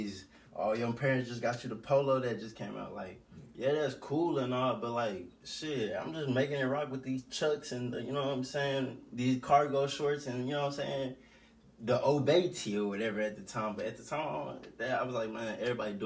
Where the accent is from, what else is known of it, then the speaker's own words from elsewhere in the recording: Jonesboro, Arkansas, United States; I'm from Jonesboro, Arkansas